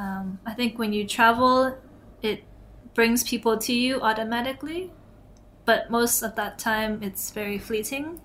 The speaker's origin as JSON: {"language": "English", "town": "Toronto", "region": "Ontario", "country": "Canada", "said": "I'm from Toronto, Canada, mm. and downtown Toronto."}